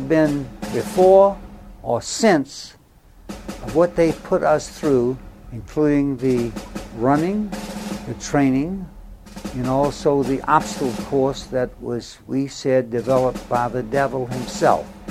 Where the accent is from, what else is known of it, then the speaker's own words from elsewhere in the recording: Norfolk, Virginia, United States; I was born in Norfolk, Virginia, June 13, 1922